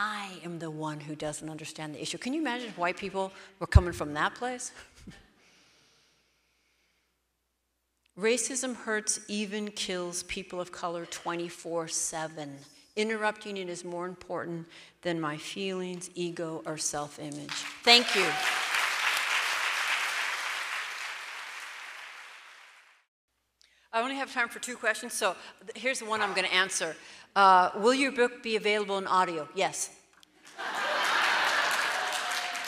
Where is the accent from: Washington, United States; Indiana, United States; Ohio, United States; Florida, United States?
Washington, United States; Seattle; I'm from Seattle